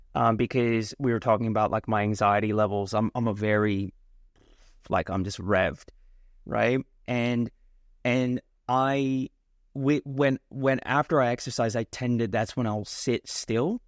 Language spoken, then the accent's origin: English; India; I'm Indian